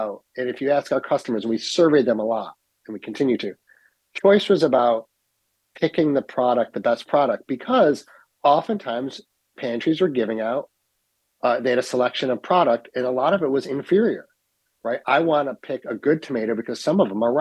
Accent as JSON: {"language": "English", "town": "Utica", "region": "New York", "country": "United States", "tie": "born or raised there", "also_born_or_lived": "Ithaca", "said": "I'm born and raised in Utica"}